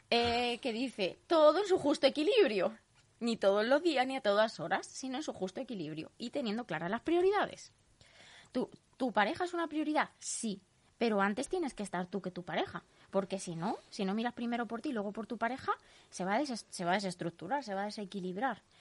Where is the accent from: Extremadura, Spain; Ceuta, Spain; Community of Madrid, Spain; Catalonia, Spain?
Community of Madrid, Spain; Leganés; Pero es que yo soy de Leganés de toda la vida, yo tengo aquí mis raíces, están aquí mis